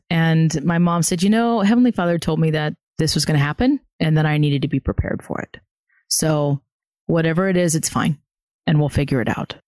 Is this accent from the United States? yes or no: yes; the South, United States; I was also born and raised in the South